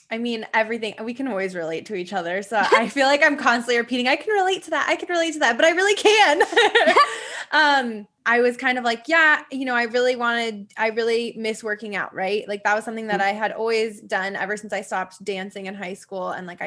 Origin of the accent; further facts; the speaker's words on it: Midwest, United States; I grew up in the Midwest.